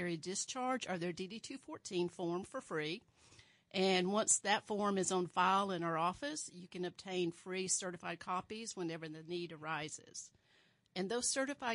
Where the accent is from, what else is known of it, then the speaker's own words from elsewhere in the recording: Alabama, United States; now in Kansas, United States; I was born in Alabama and raised in a very small town, about 4,000 people